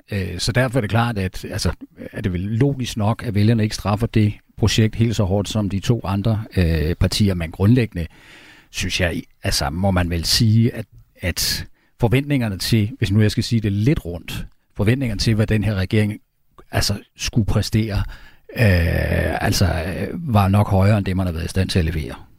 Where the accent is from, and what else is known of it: Denmark